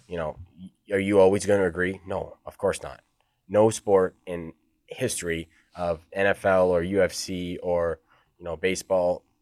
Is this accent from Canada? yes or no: yes; Edmonton, Alberta, Canada; now in Sweden; I'm from Edmonton